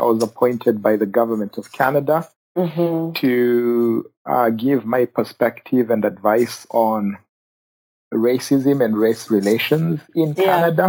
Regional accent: Kenya; moved away; I grew up in Kenya. So I grew up as a refugee in Kenya.

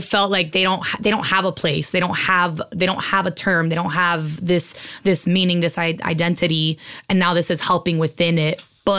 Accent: Miami, Florida, United States; I'm Cuban from Miami. So already my accent is what everybody says.

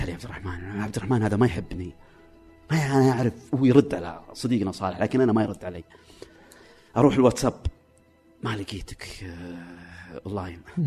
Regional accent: Saudi Arabia; عندنا في السعوديه

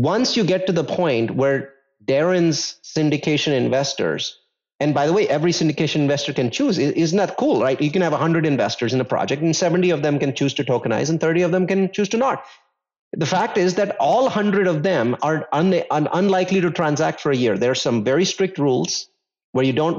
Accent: India; I come from India

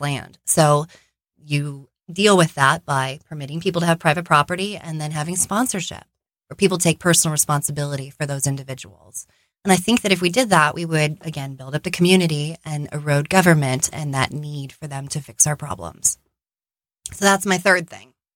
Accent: Arizona, United States; I am born and raised in Arizona

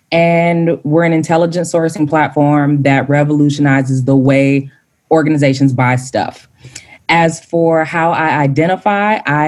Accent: Dallas, Texas, United States; now in Boston, United States; I'm originally from Dallas, Texas. So I just need that to be out there and plain. But I'm currently residing in Boston, Massachusetts.

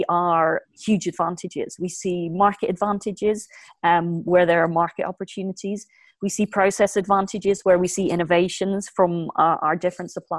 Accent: Ireland; we're on the edge of Europe. We're English speaking

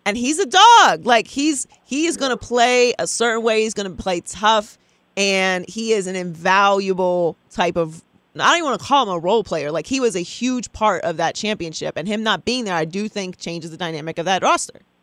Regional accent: Pittsburgh, Pennsylvania, United States; I'm from Pittsburgh

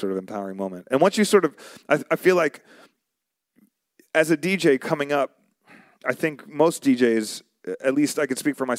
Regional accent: New York, United States; moved away; also born or lived in Arizona; So originally I'm from New York. Before I moved to Arizona, I was in New York and I was listening to, I was in New York. Moved out to Arizona.

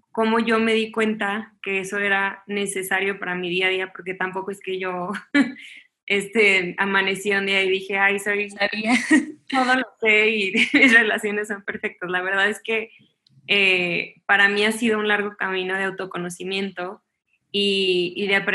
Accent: Chihuahua, Mexico; also born or lived in Miami / Los Angeles; now in Mexico City, Mexico; soy de Chihuahua, Chihuahua originalmente eh, y ahorita vivo en la Ciudad de México, pero la verdad es que me ha tocado vivir en muchísimos lados.

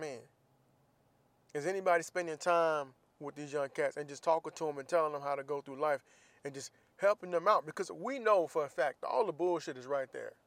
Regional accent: Jacksonville, Florida, United States; moved away as an adult; I'm from Jacksonville, Florida

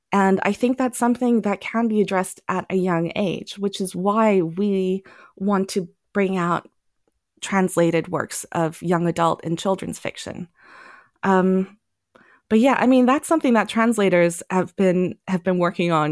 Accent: Germany; also born or lived in Thailand; I grew up partly in Germany and partly in Thailand. So I was constantly around other languages.

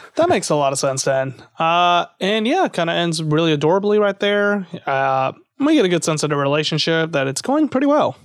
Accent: Lake Charles, Louisiana, United States; I was born in Lake Charles

